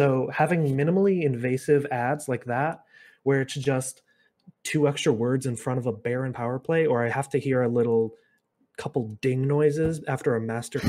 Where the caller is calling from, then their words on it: Kalamazoo, Michigan, United States; Calling from Western Michigan University in Kalamazoo, Michigan.